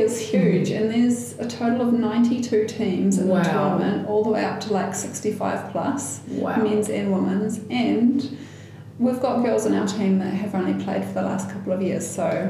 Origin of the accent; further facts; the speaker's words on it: Northland, New Zealand; But I was born and bred in Northland, and I'm pretty proud to be from this province.